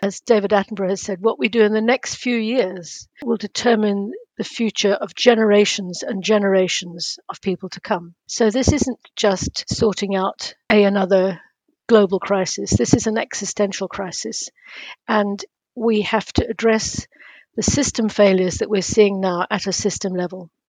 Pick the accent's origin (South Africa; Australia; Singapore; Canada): South Africa; moved away; also born or lived in Cambridge; my days growing up in South Africa